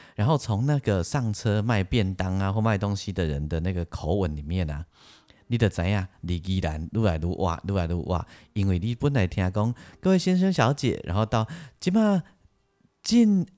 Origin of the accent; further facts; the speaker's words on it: Yilan County, Taiwan; also born or lived in Lukang, Changhua County; 我小时候在路港长大，但是呢，我小学四年级以后，我家就搬到宜兰去